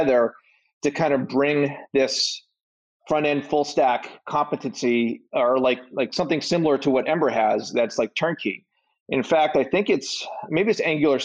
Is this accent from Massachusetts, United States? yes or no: yes; Boston, Massachusetts, United States; I'm from Boston